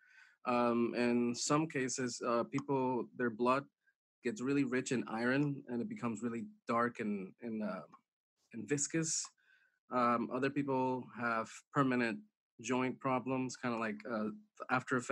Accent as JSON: {"language": "English", "country": "Puerto Rico", "tie": "born or raised there", "moved": "as an adult", "lives_now": "New Orleans, United States", "said": "I'm from Puerto Rico, born and raised."}